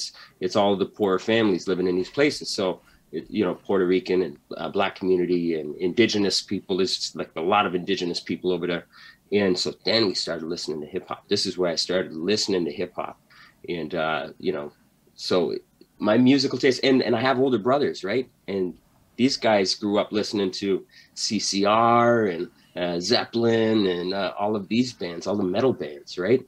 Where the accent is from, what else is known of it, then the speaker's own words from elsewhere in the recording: a reserve on the East Coast, Canada; moved away; I'm growing up on the res, on the East Coast in the 80s